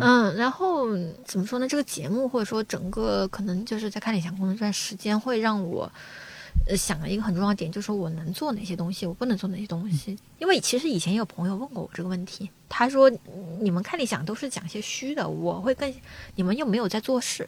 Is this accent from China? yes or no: yes; Guangxi, China; now in Beijing, China; 我要回广西，因为我老家是广西人